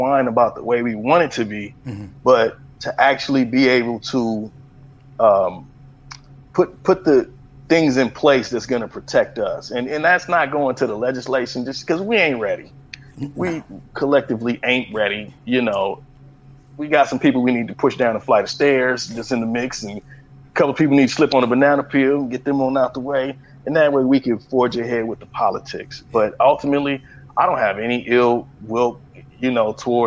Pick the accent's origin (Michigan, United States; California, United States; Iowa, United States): California, United States; Los Angeles; also born or lived in San Francisco Bay Area; I was born in the Bay, raised in L.A., all over